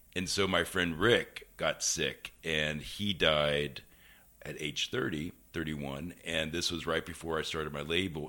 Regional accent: Cincinnati, Ohio, United States; moved away as an adult; I grew up in Cincinnati, Ohio

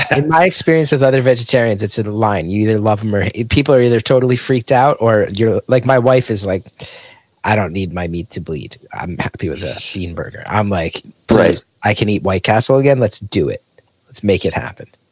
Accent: West Orange, New Jersey, United States; my hometown of West Orange

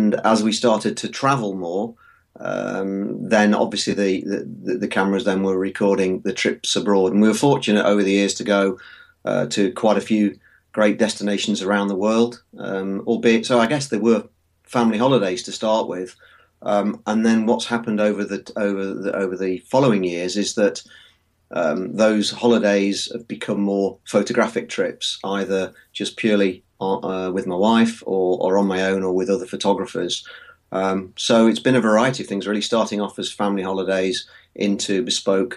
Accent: Nottinghamshire, East Midlands, United Kingdom; I'm a photographer from Nottinghamshire in the UK

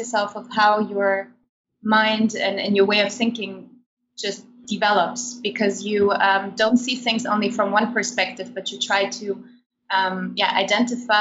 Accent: Germany; moved away as an adult; also born or lived in Kazakhstan; now in Netherlands; I was born in Kazakhstan. And I have moved with my family to Germany when I was a child. So I grew up most of my life in Germany

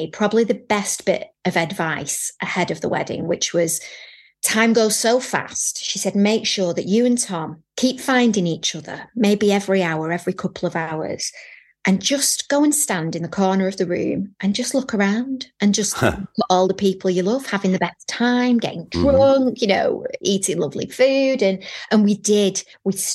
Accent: Manchester, North West England, United Kingdom; we had Manchester tart because I'm from Manchester

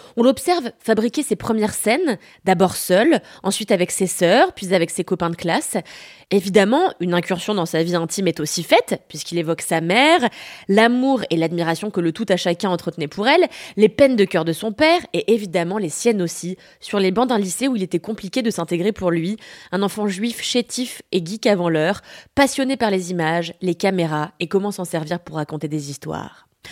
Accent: France; also born or lived in Paris

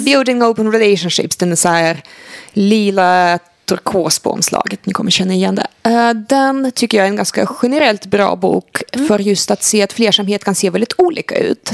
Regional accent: Sweden; som svensk

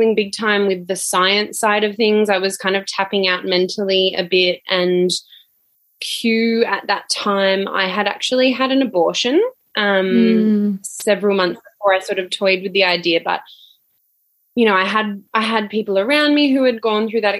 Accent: Sunshine Coast, Queensland, Australia; now in Melbourne, Australia; I grew up on the Sunshine Coast in Queensland

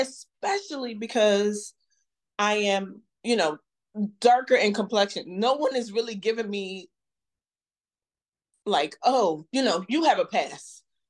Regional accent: United States; I am a Black American. I was born and raised in this country.

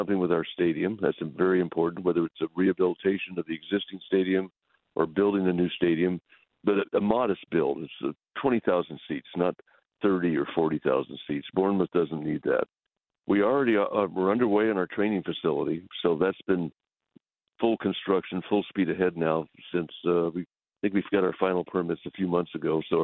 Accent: West Texas, United States; I grew up primarily in West Texas, so we're pretty common people

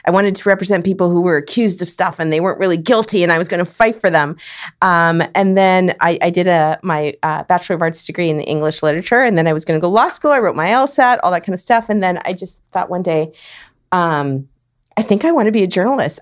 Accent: Winnipeg, Manitoba, Canada; moved away as an adult; also born or lived in Saskatchewan / Calgary, Alberta; now in San Diego, United States; I grew up in Winnipeg, the north end of Winnipeg.

